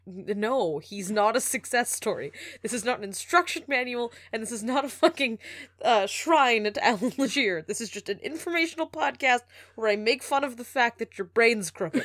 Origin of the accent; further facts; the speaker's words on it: Alberta, Canada; also born or lived in Moncton, New Brunswick, Canada; now in New York, United States; I grew up in Alberta.